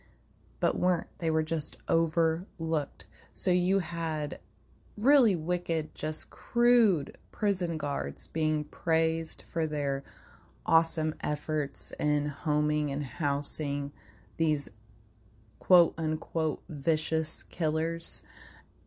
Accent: United States; as an American society

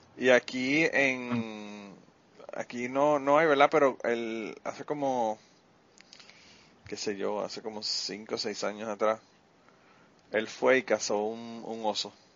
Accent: Puerto Rico; nosotros discutimos los boricuas

